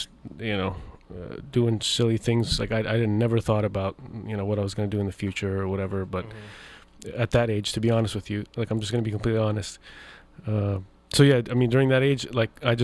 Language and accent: English; Seattle, Washington, United States; I grew up in Seattle, you know, shoreline area